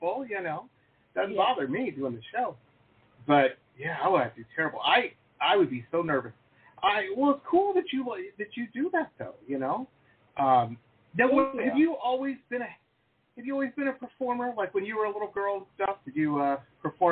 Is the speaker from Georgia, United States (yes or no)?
no; Detroit, Michigan, United States; I grew up in Detroit, so of course, you know, Motown